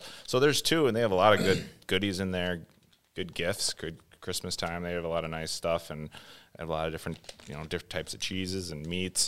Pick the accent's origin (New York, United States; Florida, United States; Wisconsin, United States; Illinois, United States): Wisconsin, United States; Madison; I grew up in the Madison area, been here, like, thirty-five years